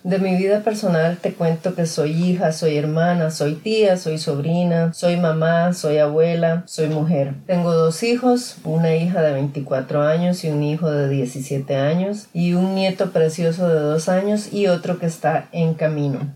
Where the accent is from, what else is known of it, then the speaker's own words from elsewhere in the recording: Costa Rica; now in California, United States; nací en Costa Rica